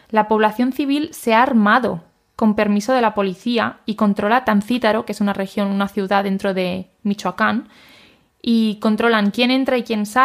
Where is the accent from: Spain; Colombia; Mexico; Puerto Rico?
Spain